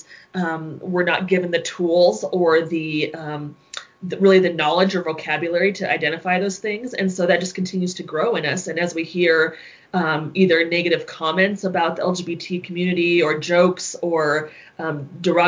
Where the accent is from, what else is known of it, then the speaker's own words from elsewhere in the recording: Colorado Springs, Colorado, United States; I grew up in Colorado Springs, very much contained in a Christian bubble